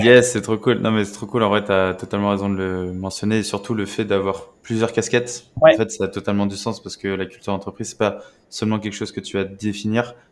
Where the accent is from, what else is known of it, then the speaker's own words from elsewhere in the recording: France; en tant que Français